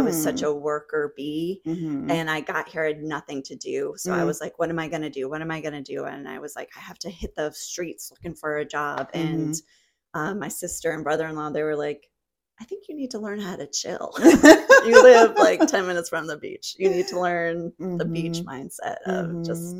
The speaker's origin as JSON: {"language": "English", "region": "New England", "country": "United States", "also_born_or_lived": "New Jersey", "said": "I'm from New England originally, mm-hmm. and then I was living in New Jersey for quite a while, almost 11 years"}